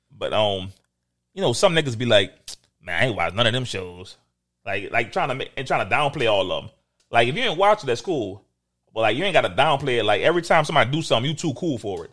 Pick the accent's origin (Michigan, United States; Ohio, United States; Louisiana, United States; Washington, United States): Louisiana, United States; New Orleans; I'm from New Orleans.